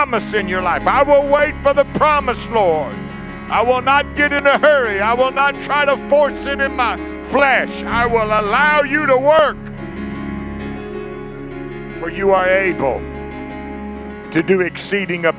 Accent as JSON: {"language": "English", "town": "Lake Charles", "region": "Louisiana", "country": "United States", "tie": "born or raised there", "said": "my hometown of Lake Charles, Louisiana"}